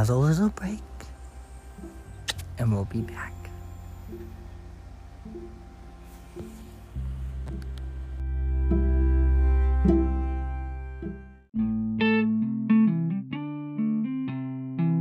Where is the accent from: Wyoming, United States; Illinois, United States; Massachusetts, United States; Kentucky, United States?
Massachusetts, United States; I'm from Massachusetts